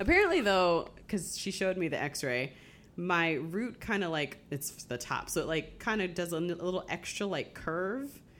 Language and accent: English; Springfield, Massachusetts, United States; moved away; I grew up mostly in Springfield, Massachusetts, which was it's a, it's a decent sized city.